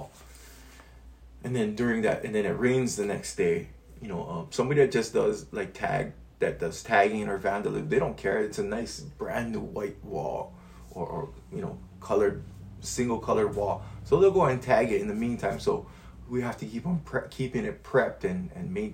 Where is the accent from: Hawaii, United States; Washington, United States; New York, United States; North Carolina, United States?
Hawaii, United States; I am Hawaiian.